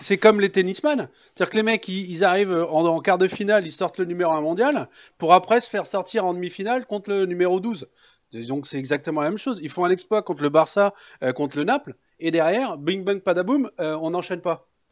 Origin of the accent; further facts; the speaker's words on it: France; j'ai deux cultures. Euh, voilà, je suis né en France